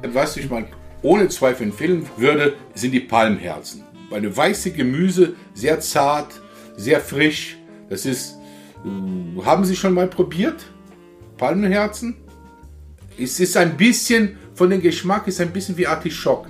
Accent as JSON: {"language": "German", "region": "Rio de Janeiro", "country": "Brazil", "second_language": "German", "moved": "yes", "lives_now": "Germany", "said": "Ich komme aus Rio, ich komme aus Südosten"}